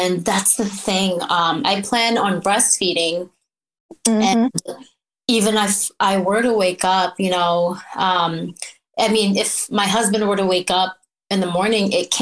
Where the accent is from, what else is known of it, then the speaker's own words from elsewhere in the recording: New York, United States; also born or lived in Philippines; now in Washington, United States; I was born in the Philippines, and I came to New York when I was 5 years old